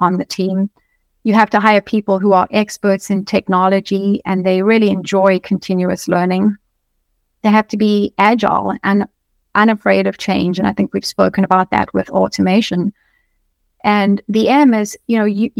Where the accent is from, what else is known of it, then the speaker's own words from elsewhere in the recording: South Africa; moved away as an adult; now in United States; I come from South Africa. So I moved to the US